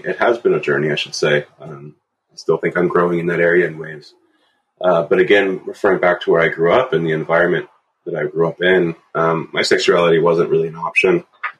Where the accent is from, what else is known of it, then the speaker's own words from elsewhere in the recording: Bedford, Pennsylvania, United States; I grew up in a little town called Bedford, Pennsylvania, on a dairy farm.